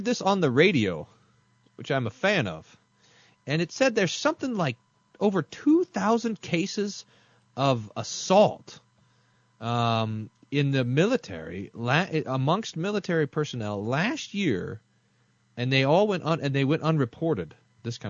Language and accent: English; United States; I'm an American